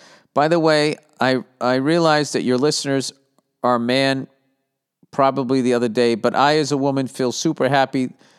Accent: Sichuan, China; born there; English is a second language; Obviously, I was born in Sichuan, but I have been to many different places in China, so I know lots of people over the country.

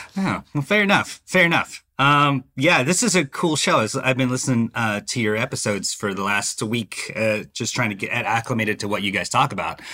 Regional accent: Dallas, Texas, United States; moved away as an adult; also born or lived in Savannah; now in Atlanta, United States; I'm from Dallas, Texas. Uh, I grew up, uh, you know, the youngest, uh, uh, uh, the youngest boy in a Mexican-American family

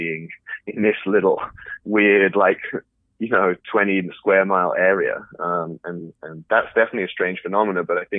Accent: London, United Kingdom; moved away as an adult; also born or lived in Paris / Berlin; now in Silicon Valley, United States; I lived in Paris, I lived in Berlin, I grew up in London

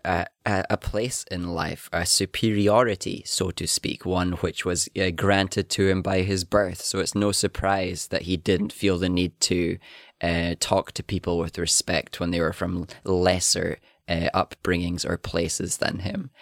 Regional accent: Highlands, Scotland, United Kingdom; accent: Highlands

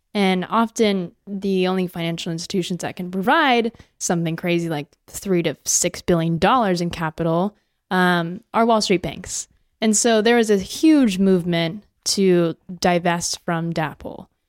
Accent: Long Beach, California, United States; I grew up in Long Beach, California for, up until I was eighteen

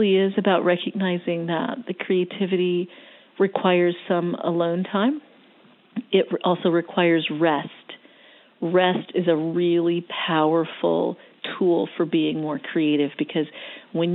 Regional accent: Florida, United States; now in Atlanta, United States; I was born in Florida. I'm a beach girl

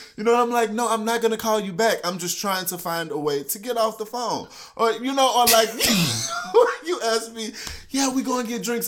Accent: Houston, Texas, United States; moved away as an adult; now in Iowa, United States; I'm originally from Houston, Texas

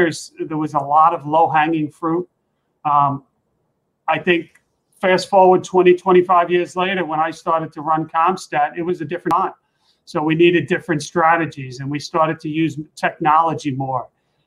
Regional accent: New York City, New York, United States; I grew up in Queens

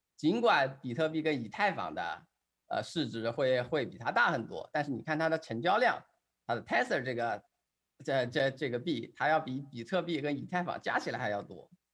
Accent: China

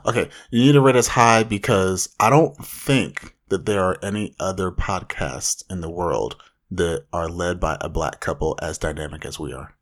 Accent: Anaheim, California, United States; hailing from the mean streets of Anaheim

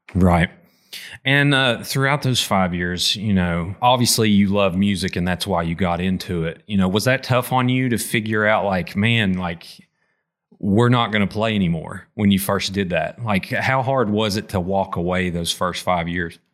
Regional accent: Appalachia, United States; as an Appalachian metal fan

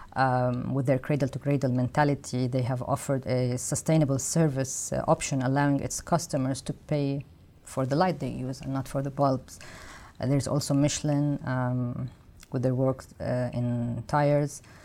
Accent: Lebanon; moved away; I come from Lebanon

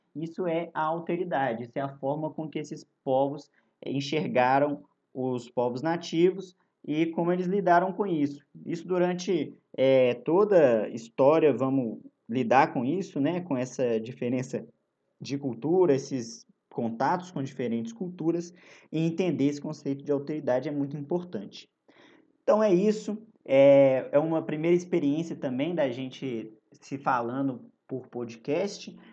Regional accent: Belo Horizonte, Minas Gerais, Brazil; na minha juventude, em Belo Horizonte

